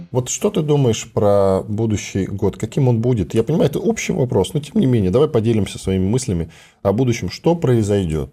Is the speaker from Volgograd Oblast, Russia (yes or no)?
yes; Volgograd Oblast, Russia; я из Волгоградской области